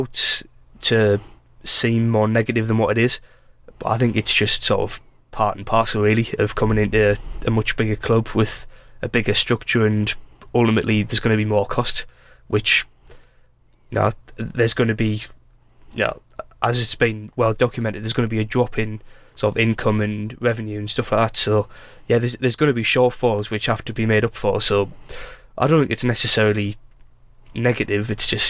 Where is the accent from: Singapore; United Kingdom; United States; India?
United Kingdom; England; Yeah, it's all like great, they're English. I'm English. I am English.